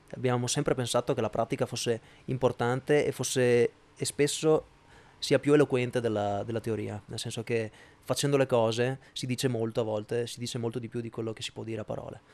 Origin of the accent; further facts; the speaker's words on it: Padua, Veneto, Italy; sono di Padova